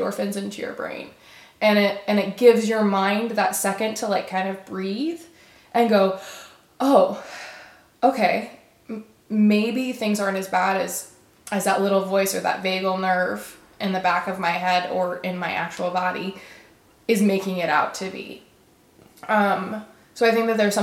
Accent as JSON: {"language": "English", "region": "Alabama", "country": "United States", "moved": "yes", "lives_now": "Austin, United States", "said": "I'm from Alabama"}